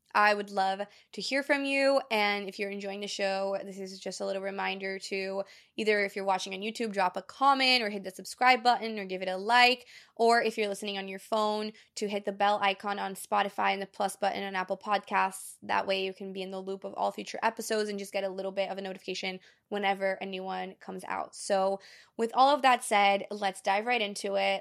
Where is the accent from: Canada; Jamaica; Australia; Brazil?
Brazil; moved away; I'm fluent in three different languages because I grew up in Brazil, I speak Portuguese fluently